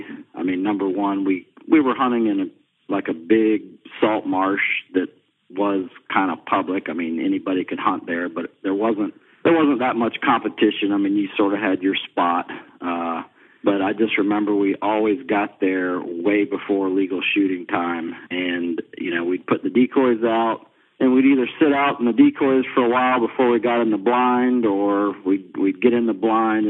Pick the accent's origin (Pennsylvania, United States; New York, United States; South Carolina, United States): South Carolina, United States; Beaufort; I grew up down in Beaufort, South Carolina